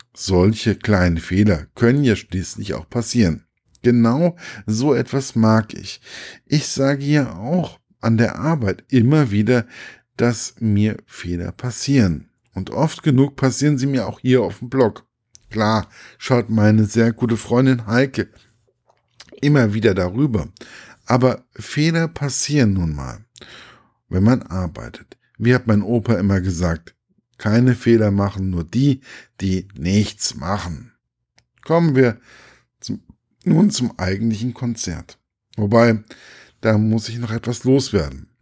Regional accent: Gießen, Hesse, Germany; im Stadttheater meiner Heimatstadt

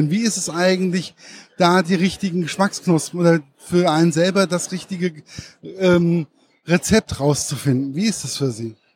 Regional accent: Hesse, Germany; Was ich auch sehr interessant fand als Hesse

